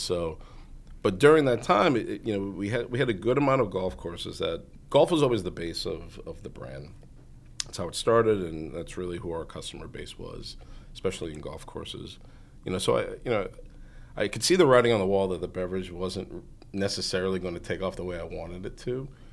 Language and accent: English; Norwood, Massachusetts, United States; I grew up in Norwood, Massachusetts, so just about thirty minutes north of here